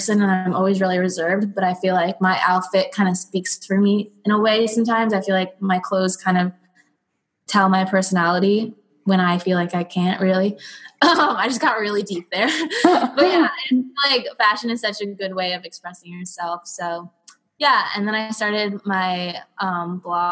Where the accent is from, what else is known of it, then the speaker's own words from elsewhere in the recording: Broward, Florida, United States; also born or lived in Miami; I was born in Miami. I lived in Miami my whole life. Well, not Miami, Broward